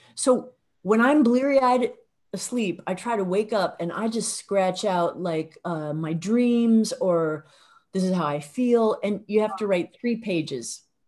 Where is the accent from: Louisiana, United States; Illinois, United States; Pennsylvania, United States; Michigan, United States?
Illinois, United States; accent: midwestern; I'm also from Illinois